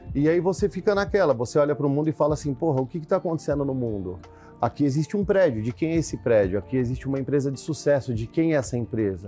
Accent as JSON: {"language": "Portuguese", "region": "São Paulo", "country": "Brazil", "tie": "born or raised there", "also_born_or_lived": "Araçatuba"}